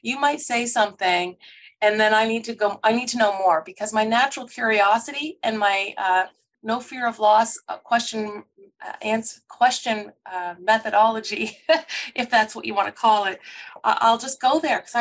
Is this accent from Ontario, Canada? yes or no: no; Truro, Nova Scotia, Canada; also born or lived in Montreal, Quebec; I was born in Montreal. And when I was quite young, my parents actually went to McDonald College. So my mom had a nursing degree and my dad did an agricultural degree. And we moved down to Truro, Nova Scotia when I was very young, I think 3 or 4